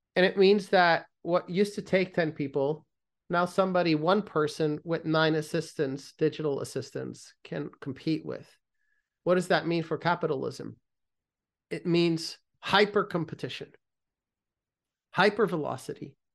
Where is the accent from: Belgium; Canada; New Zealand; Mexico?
Belgium; I grew up in Belgium